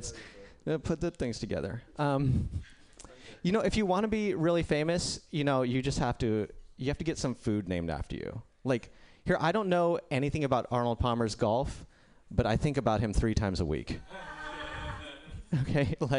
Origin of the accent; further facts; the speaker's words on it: India; No, yeah, I'm Indian, and samosas are an Indian food.